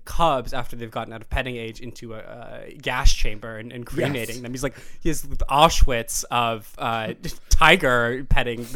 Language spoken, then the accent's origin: English; Iowa, United States; I'm from Iowa